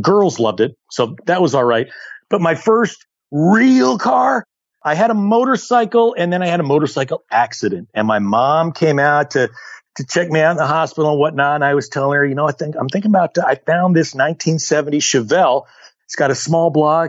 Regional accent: Colorado Springs, Colorado, United States; now in Southern California, United States; I grew up in Colorado Springs

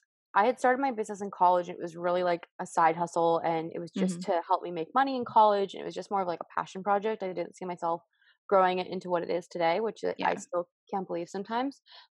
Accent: Portland, Oregon, United States; born there; also born or lived in California / Massachusetts / Indiana; And I was born in Portland, Oregon, and I lived in Indiana. So I kind of moved all over.

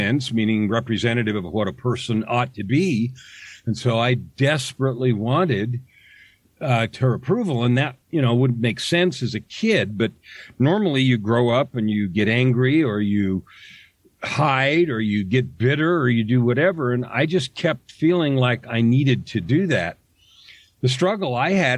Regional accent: San Francisco Bay Area, California, United States; I grew up in the San Francisco Bay Area in the days when the hippies were born and died.

